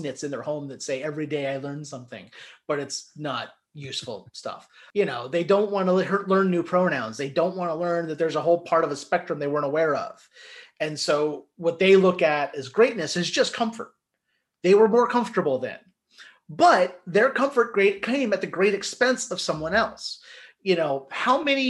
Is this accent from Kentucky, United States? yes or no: yes; Northern Kentucky, United States; I grew up in Northern Kentucky